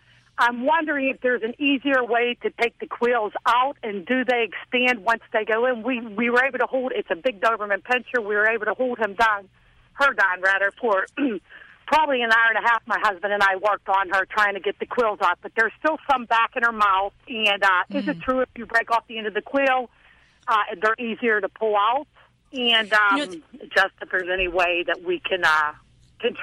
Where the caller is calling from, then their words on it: Pittsburgh, Pennsylvania, United States; I'm calling from the Pittsburgh area.